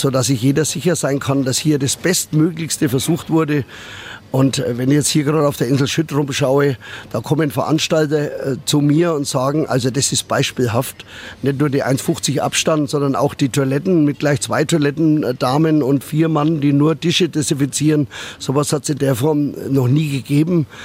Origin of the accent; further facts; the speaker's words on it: Nuremberg, Bavaria, Germany; born there; Die Aussichten natürlich vor allem auch vom Riesenrad herunter sind auch für mich als geborener Nürnberger was ganz was Besonderes.